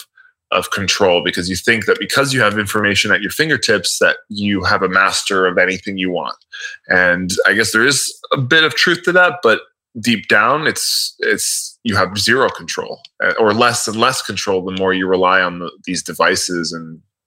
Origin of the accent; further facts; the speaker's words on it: Miami, Florida, United States; I'm from Miami. So I know Miami very well in terms of directions and where everything is laid out